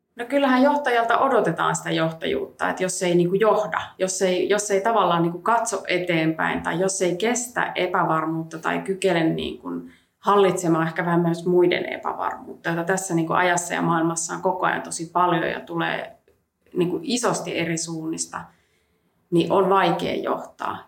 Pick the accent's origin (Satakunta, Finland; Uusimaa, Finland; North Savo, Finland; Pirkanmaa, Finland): Uusimaa, Finland; Helsinki; mä oon kasvanut Helsingissä